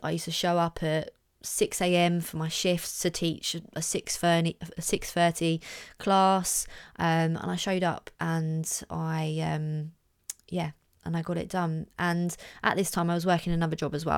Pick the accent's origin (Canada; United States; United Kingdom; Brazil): United Kingdom; Orpington, London; in my hometown, big up Orpington.